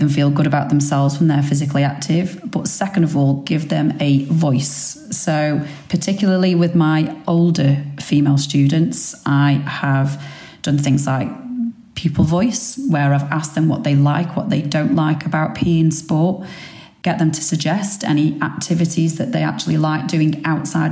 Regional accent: Stoke-on-Trent, West Midlands, United Kingdom; accent: Potter's accent; moved away as an adult; also born or lived in Australia; now in London, United Kingdom; So I'm from Stoke-on-Trent originally. However, I moved away from Stoke-on-Trent to go to university at 18

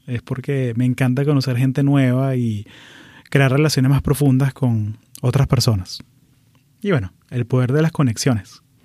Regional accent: Venezuela; moved away as an adult; now in United States; Nací en Venezuela, pero llevo 20 años viviendo aquí en Estados Unidos

